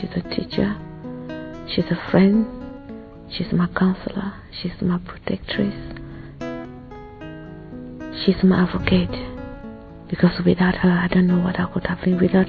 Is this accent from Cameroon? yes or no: yes; Cameroon; moved away; I'm originally from Cameroon.